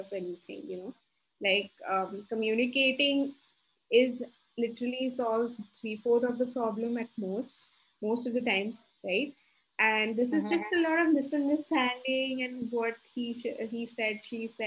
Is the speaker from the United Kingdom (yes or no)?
no; Dubai, United Arab Emirates; now in Gurgaon, India; born and brought up in Dubai, who's now staying in Gurgaon